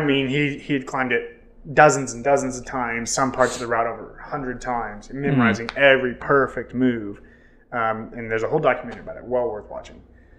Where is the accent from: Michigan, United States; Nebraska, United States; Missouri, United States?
Missouri, United States; growing up in Missouri